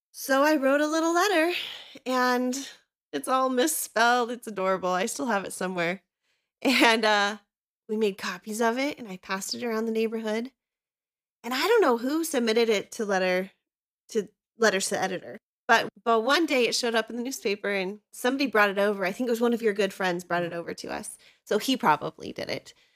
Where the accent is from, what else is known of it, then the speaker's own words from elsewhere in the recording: Idaho, United States; also born or lived in Southern California; we moved to Idaho when I was little from Southern California